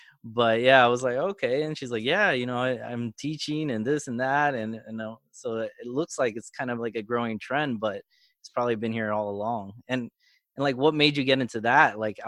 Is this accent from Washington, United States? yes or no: no; Florida, United States; moved away as an adult; now in New York, United States; Florida, born and raised.